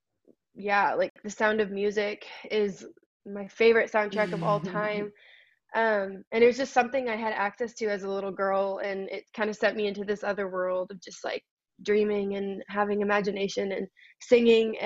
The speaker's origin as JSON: {"language": "English", "region": "California", "country": "United States", "tie": "born or raised there", "said": "I was born and raised in California"}